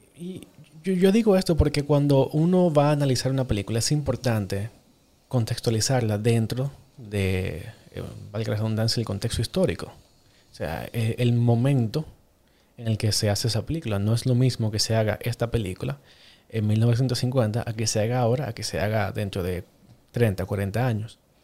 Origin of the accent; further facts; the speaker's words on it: Dominican Republic; yo soy cineasta dominicano